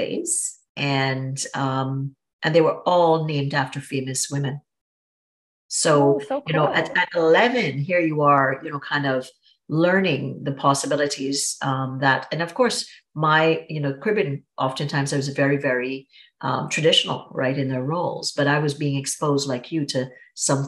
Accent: Trinidad & Tobago; I'm from Trinidad and Tobago, very, you know, very traditional kind of situation. My mom stayed at home with us

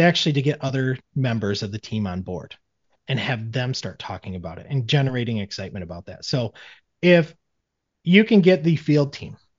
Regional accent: Michigan, United States; I'm from Michigan.

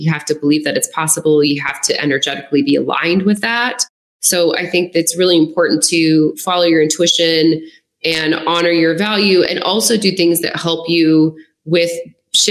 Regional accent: Lafayette, United States; moved away as an adult; also born or lived in Denver; now in Los Angeles, United States; my hometown of Lafayette, where I was living at the town at the time

